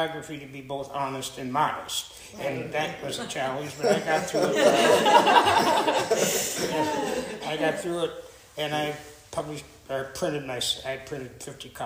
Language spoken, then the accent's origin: English; Peshtigo, Wisconsin, United States; also born or lived in Columbus, Wisconsin; now in Fountain Hills, United States; I was born after the fire, and grew up there, and then we moved around a little bit during the war, Dad, and we finally settled down in Columbus, Wisconsin